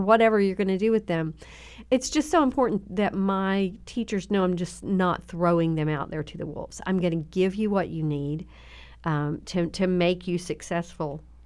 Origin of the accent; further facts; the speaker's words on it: Southern Oklahoma, United States; accent: twang; moved away; also born or lived in Tennessee; Southern, Southern Oklahoma